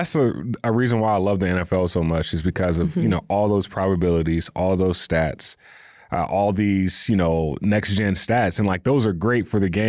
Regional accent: the South, United States; We're both from the South.

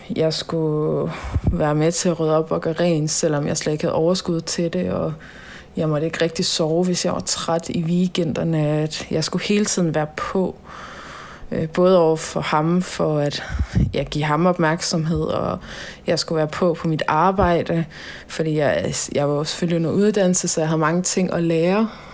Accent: Holstebro, Central Denmark Region, Denmark; also born or lived in Tønder; der er jeg i Holstebro, min hjemby

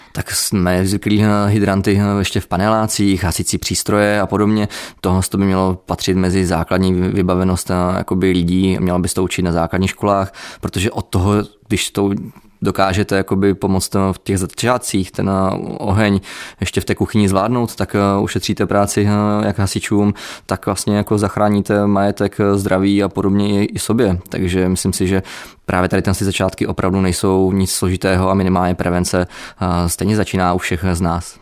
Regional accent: Czechia; jsem tady z České republiky jako záchranář

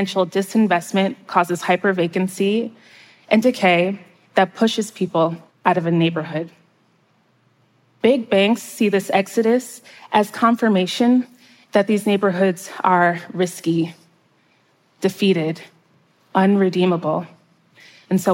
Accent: outskirts of New York City, United States; now in Baltimore, United States; my hometown on the outskirts of New York City

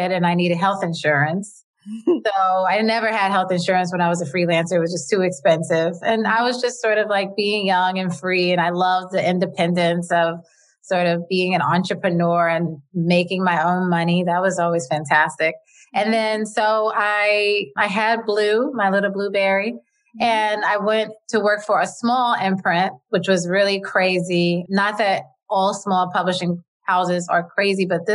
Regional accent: New York, United States; I'm from New York and I was brought up in a working class family.

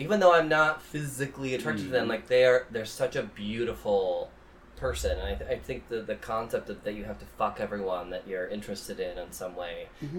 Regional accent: Midwest, United States; I grew up in the Midwest

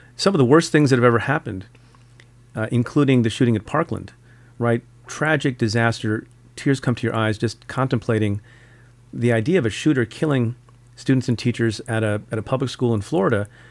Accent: India; moved away; I'm from India, was born in India

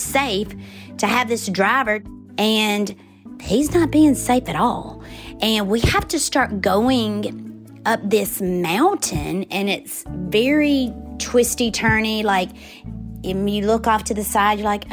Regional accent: Forest, Mississippi, United States; moved away as an adult; I grew up in Forest, Mississippi

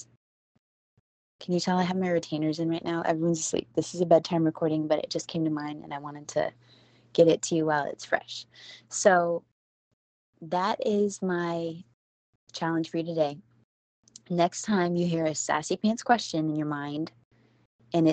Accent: Houston, Texas, United States; I'm from Houston

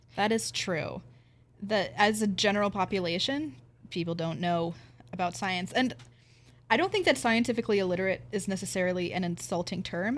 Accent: Pennsylvania, United States; come from a Pennsylvania farming community and every farm has at least one rifle on it

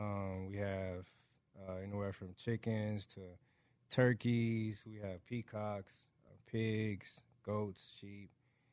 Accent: Atlanta, Georgia, United States; moved away as an adult; now in Texas, United States; I grew up raised in Atlanta, Georgia, right? So, my family, though, like, my grandparents lived in Middle Georgia, like, Warner Robins, little town right outside of Macon, Georgia. So, it's a little more rural than the city.

